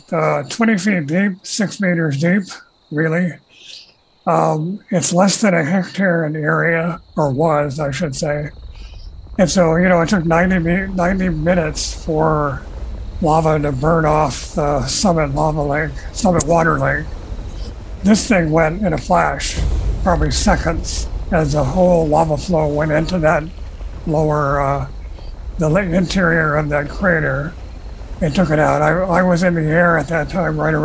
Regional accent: Hawaii, United States; I was born and raised in Hawaii.

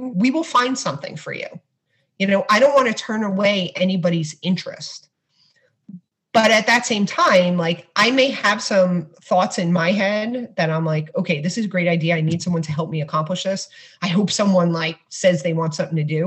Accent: New York City, New York, United States; I grew up in Brooklyn

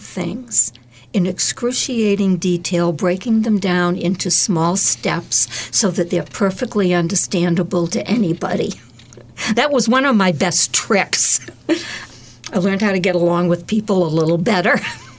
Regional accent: Abington, United States; I grew up in Abington, and it was like Leave It to Beaver.

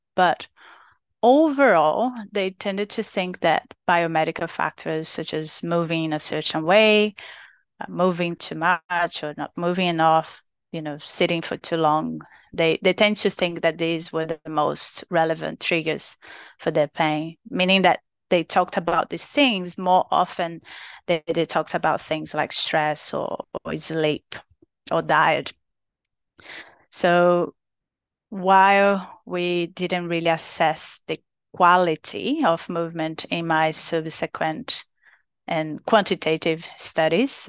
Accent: Brazil; English is a second language; moved away as an adult; now in Australia; from Brazil, from my home, country

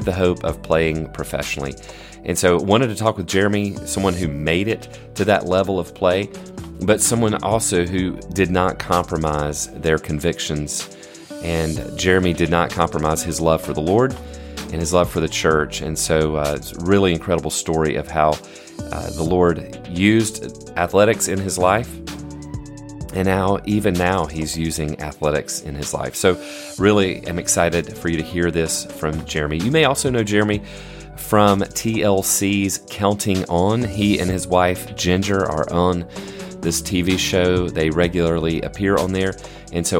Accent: near Atlanta, the South, Georgia, United States; I'm from near Atlanta

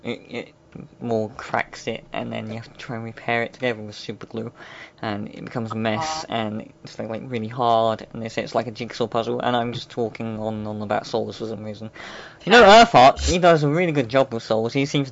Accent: England, United Kingdom; Never. I've never left England.

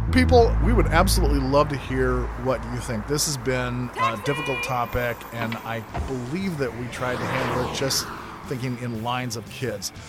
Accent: Grand Forks, North Dakota, United States; I grew up in Grand Forks, North Dakota

